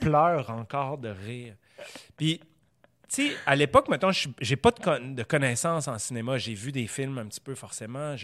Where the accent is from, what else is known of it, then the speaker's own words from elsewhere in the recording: Quebec, Canada; On est québécois.